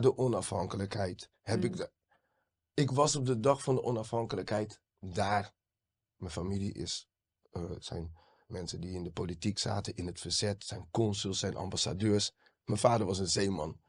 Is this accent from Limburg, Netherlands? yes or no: no; Rotterdam, South Holland, Netherlands; ik ben geboren Rotterdammer